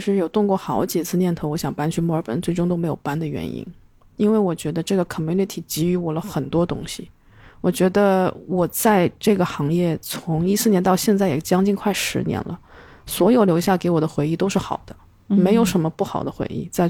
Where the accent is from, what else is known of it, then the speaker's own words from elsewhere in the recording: China; 因为我们中国人都是被打压式教育，所以听到"教育"两个字就是心头一紧